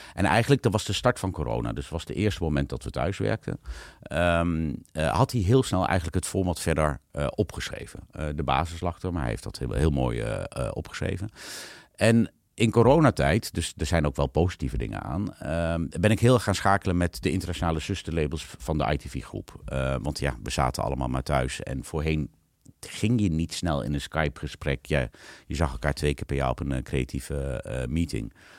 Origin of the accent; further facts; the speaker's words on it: Netherlands; en ik zat daar dan als Hollander tussen